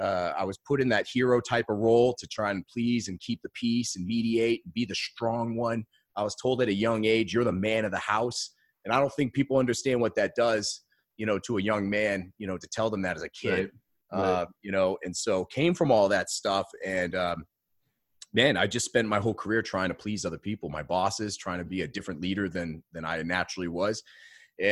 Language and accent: English; Maine, United States; now in Austin, United States; So, I am originally from Maine, born and raised. And I spent the last 12 years in Austin, Texas. My wife and I are both from Maine.